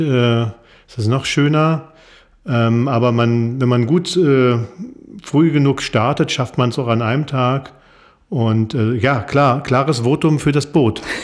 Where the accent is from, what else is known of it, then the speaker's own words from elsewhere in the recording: Kleinmachnow, Brandenburg, Germany; ich komme aus Kleinmachnow, bin da auch geboren